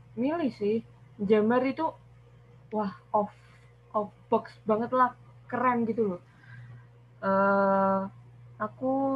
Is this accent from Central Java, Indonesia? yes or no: yes; Semarang, Central Java, Indonesia; Saya dari Semarang